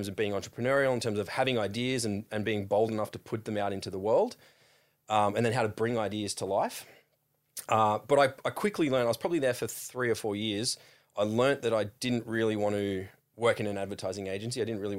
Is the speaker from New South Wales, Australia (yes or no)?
yes; Sawtell, New South Wales, Australia; now in Sydney, Australia; A little town called Sawtell, just south of Coffs Harbour.